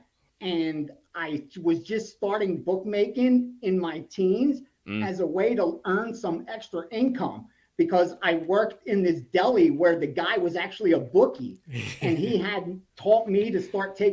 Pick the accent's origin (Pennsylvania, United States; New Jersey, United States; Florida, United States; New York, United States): Pennsylvania, United States; Philadelphia; I grew up in Philadelphia and then right outside of Philadelphia